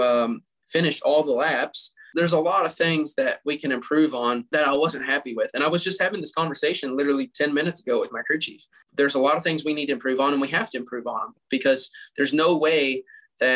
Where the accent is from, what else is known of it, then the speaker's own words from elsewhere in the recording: Kentucky, United States; I'm from Kentucky. I live right down the road from majority of all the distilleries.